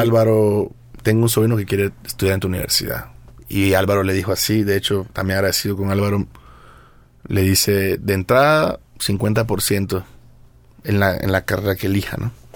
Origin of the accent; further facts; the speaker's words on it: El Salvador; moved away as an adult; now in Mexico; vine desde El Salvador a estudiar música